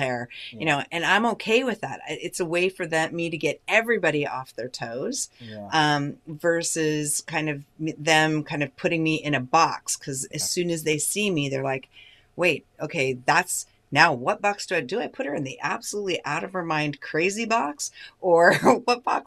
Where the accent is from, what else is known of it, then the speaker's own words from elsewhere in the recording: United States; as an American